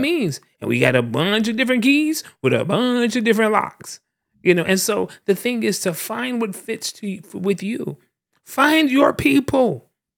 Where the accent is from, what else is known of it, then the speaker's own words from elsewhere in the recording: the South, United States; I'm also a black man born and raised in the South